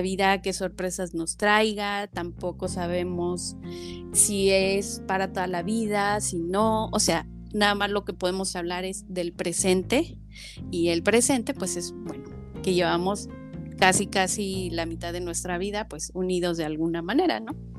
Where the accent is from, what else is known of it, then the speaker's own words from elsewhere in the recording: Mexico; como, latinos o como mexicanos